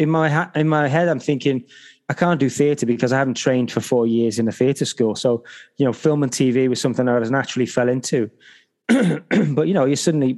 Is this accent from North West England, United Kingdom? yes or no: yes; Liverpool, North West England, United Kingdom; I grew up in a town in Liverpool in the UK called Highton